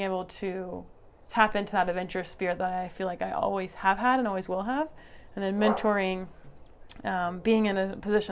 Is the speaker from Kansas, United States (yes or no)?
yes; Kansas City, Kansas, United States; moved away as an adult; also born or lived in Lawrence, Kansas; now in Flagstaff, United States; I was born and raised in Kansas City, and then I moved to Lawrence for college and before we moved here.